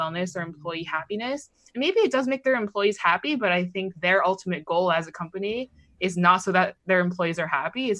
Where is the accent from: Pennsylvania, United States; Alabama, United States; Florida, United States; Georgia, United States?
Pennsylvania, United States; Pittsburgh; I grew up outside of Pittsburgh